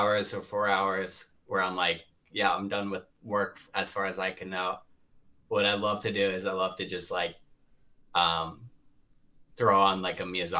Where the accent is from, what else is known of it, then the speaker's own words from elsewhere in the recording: Boston, Massachusetts, United States; moved away as an adult; also born or lived in Atlanta / Miami; I grew up in the Boston area.